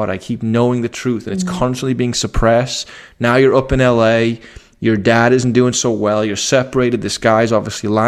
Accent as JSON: {"language": "English", "town": "Liverpool", "region": "North West England", "country": "United Kingdom", "said": "I come from Liverpool, which is a very eclectic city"}